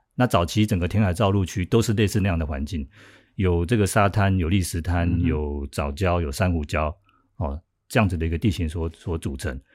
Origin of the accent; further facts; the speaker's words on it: Tamsui, New Taipei, Taiwan; 我自己身为一个老淡水啊，我们的土生土长的淡水人